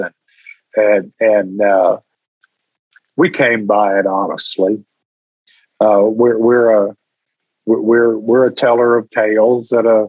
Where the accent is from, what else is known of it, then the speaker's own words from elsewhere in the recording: Texas, United States; I'm from Texas.